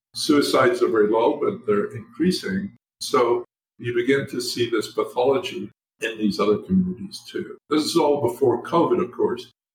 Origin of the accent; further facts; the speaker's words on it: Scotland, United Kingdom; Scotland, where I was born and grew up.